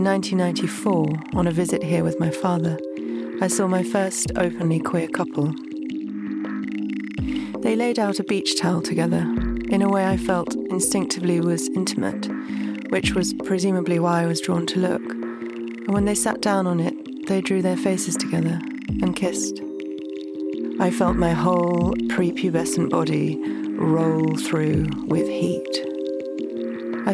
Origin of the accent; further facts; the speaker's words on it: London, United Kingdom; where I grew up in South London